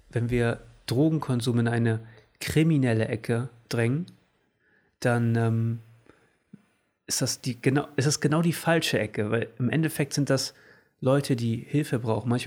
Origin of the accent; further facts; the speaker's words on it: Portugal; Ich, ich, ich bin Portugiese